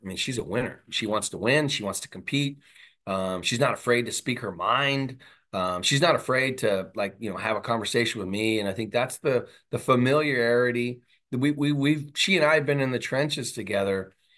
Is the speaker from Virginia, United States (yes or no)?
no; Southern California, United States; moved away; I'm from Southern California